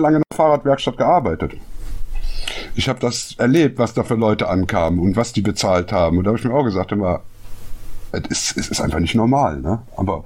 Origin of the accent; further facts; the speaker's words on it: Düsseldorf, North Rhine-Westphalia, Germany; als Düsseldorfer